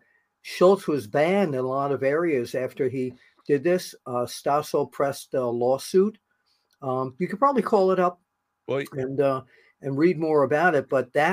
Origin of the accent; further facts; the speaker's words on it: New York, United States; as a New Yorker